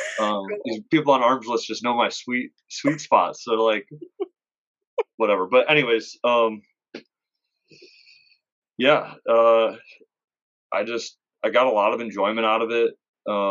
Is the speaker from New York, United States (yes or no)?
no; Detroit, Michigan, United States; also born or lived in Ohio; now in Tucson, United States; I'm from Detroit